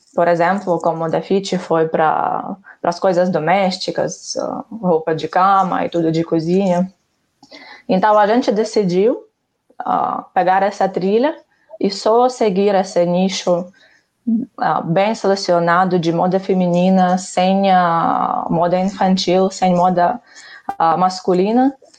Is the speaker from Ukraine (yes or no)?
yes; Ukraine; Portuguese is a second language; moved away as an adult; also born or lived in Barcelona, Spain; now in Brazil; sou ucraniana. Uh, aqui estou no Brasil há quase sete anos. Por isso, não julga-me muito forte pelo meu sotaque.